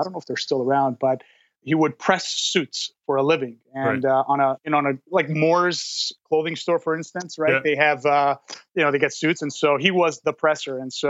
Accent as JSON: {"language": "English", "town": "Montreal", "region": "Quebec", "country": "Canada", "tie": "born or raised there", "moved": "as an adult", "lives_now": "Calgary, Canada", "said": "I was born and raised in Montreal, and most of my youth and growing up was in Montreal. I went to university there. I graduated in mechanical engineering at the University of Concordia."}